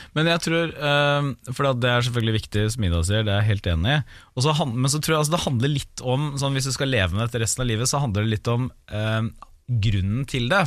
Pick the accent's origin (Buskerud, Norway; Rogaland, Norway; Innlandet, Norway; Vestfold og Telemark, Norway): Vestfold og Telemark, Norway; Porsgrunn; moved away; hjemme i Porsgrunn i jula